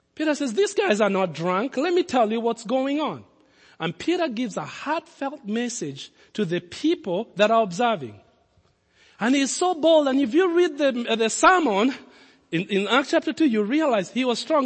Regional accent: Nairobi, Kenya; moved away; also born or lived in Lincoln, Nebraska; I grew up in Kenya

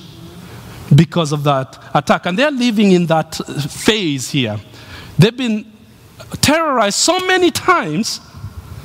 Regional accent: Nairobi, Kenya; moved away as an adult; the city I was born

